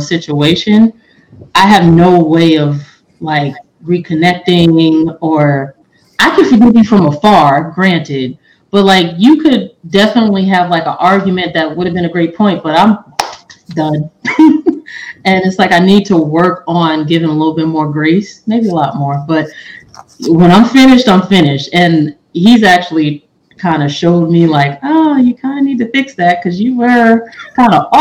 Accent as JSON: {"language": "English", "region": "New York", "country": "United States", "said": "I'm from New York"}